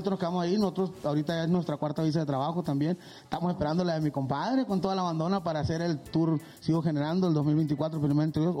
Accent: Guasave, Sinaloa, Mexico; now in Chihuahua, Mexico; la gente que nos conoce en Chihuahua, que es donde nosotros radicamos, somos de Sinaloa, mi compadre, Guasave, mi compadre es de Chihuahua.

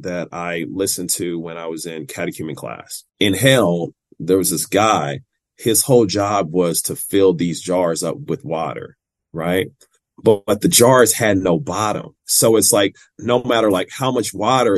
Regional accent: Kansas City, Missouri, United States; also born or lived in San Diego; So growing up in Kansas City, Missouri

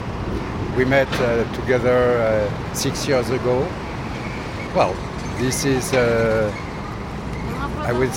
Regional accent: France; I'm coming from France

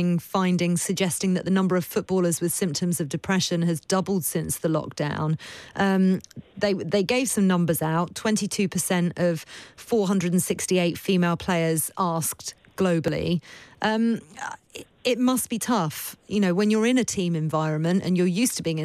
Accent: Luton, East of England, United Kingdom; moved away; I'm from Luton originally

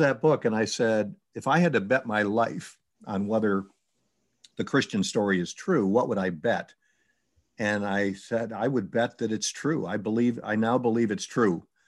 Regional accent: New York, United States; I was from New York.

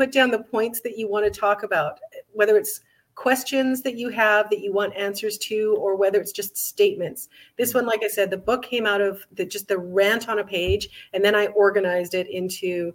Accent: Alberta, Canada; I was raised in Alberta

